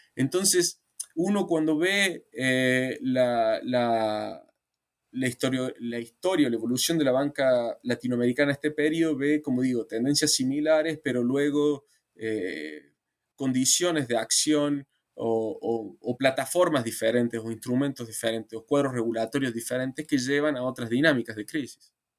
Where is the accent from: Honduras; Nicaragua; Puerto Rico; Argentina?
Argentina; Argentina, que es digamos, mi país de origen